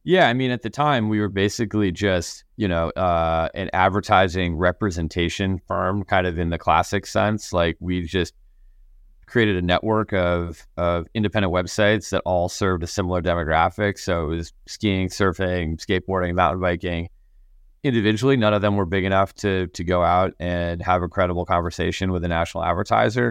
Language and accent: English; Connecticut, United States; I grew up in Connecticut, so, like, winters were, were, were pretty cold